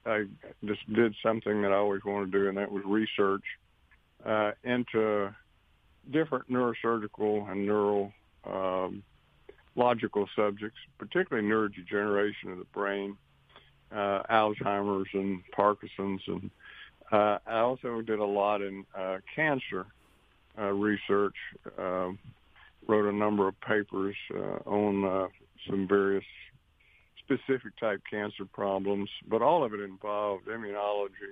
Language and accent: English; Monroe, Louisiana, United States; moved away as an adult; also born or lived in South Carolina / North Carolina; now in Mississippi, United States; I'm originally from Monroe, Louisiana, and I attended Louisiana State University Medical Center for my medical education.